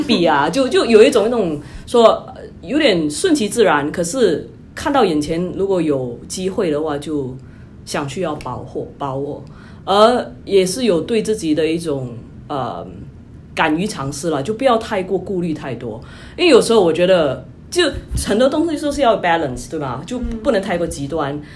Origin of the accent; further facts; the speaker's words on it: Singapore; moved away as an adult; also born or lived in New York, United States; now in United States; 我是新加坡人，就，呃，在二零一一年就来到美国